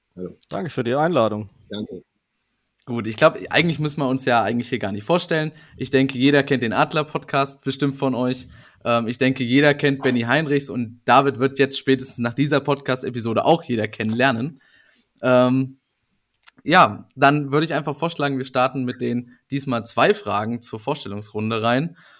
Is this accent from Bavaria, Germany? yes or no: no; Thuringia, Germany; ich als Thüringer